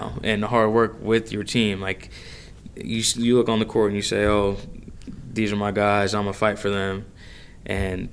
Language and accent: English; Manhattan, Kansas, United States; I'm from Manhattan